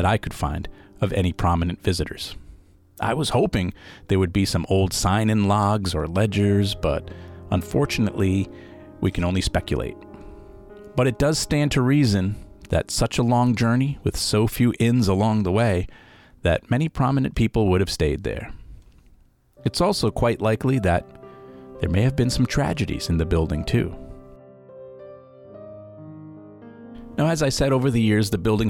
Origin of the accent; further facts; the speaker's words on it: Rhode Island, United States; I loved growing up in Rhode Island